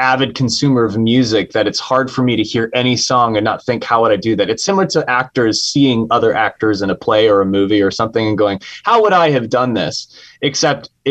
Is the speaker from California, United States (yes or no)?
yes; San Francisco, California, United States; I was raised in San Francisco at a very specific time in the 90s.